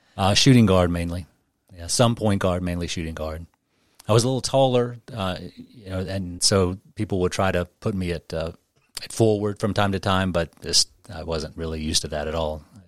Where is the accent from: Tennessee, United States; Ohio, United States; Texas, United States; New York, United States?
Tennessee, United States; Memphis; moved away as an adult; I was born and raised in Memphis and stayed there until I was around thirty